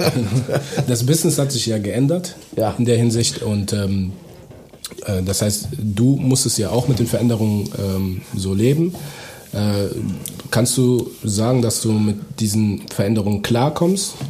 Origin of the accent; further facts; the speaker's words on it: Bonn, North Rhine-Westphalia, Germany; Bonn, ja? Mhm. Die Stadt, woher wir herkommen, mhm. ne? wo wir aufgewachsen sind